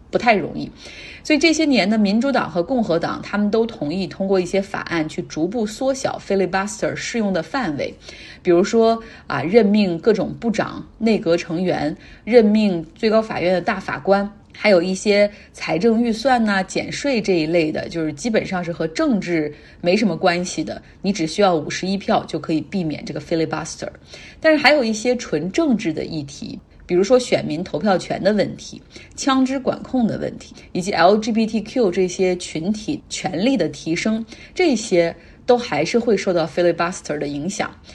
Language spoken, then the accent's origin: Chinese; Heilongjiang, China; moved away; 我老家黑龙江